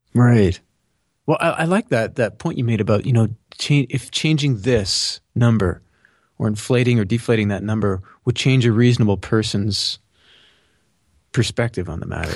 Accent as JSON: {"language": "English", "country": "Canada", "said": "I'm Canadian"}